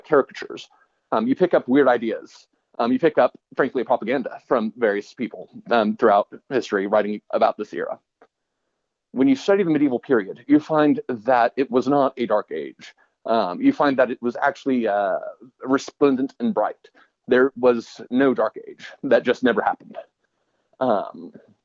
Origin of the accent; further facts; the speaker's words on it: Austin, Texas, United States; I grew up in Austin, Texas